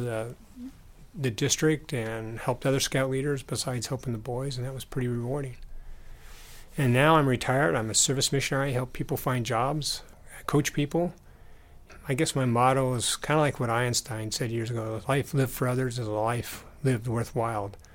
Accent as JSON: {"language": "English", "region": "southern Utah", "country": "United States", "tie": "born or raised there", "also_born_or_lived": "Idaho Falls, Idaho / Michigan", "said": "I was born in Idaho Falls, and then we moved to Michigan, and we lived there for a bit, and then I grew up in southern Utah."}